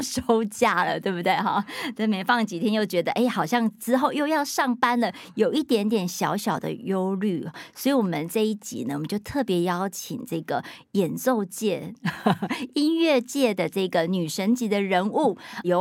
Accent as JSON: {"language": "Chinese", "country": "Taiwan", "tie": "born or raised there", "said": "因为我们要都是在台湾，在华人社会长大的"}